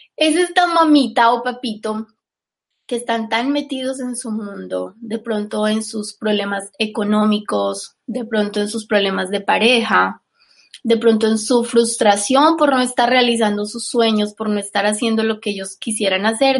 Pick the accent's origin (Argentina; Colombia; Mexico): Colombia; Yo soy colombiana